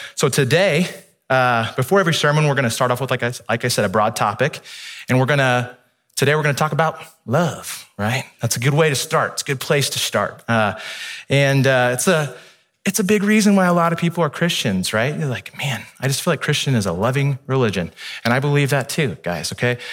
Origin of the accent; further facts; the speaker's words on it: Midwest, United States; now in California, United States; I grew up in the Midwest